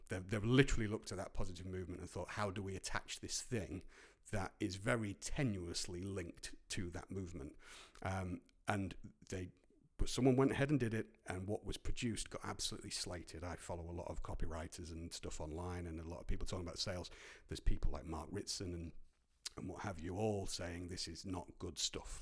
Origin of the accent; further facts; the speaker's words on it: Grimsby, Yorkshire and the Humber, United Kingdom; moved away; also born or lived in Cleethorpes; growing up in Grimsby and Cleethorpes